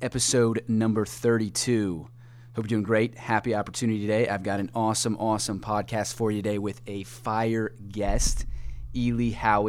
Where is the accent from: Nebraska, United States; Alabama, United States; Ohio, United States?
Ohio, United States; south of Columbus; I grew up in south of Columbus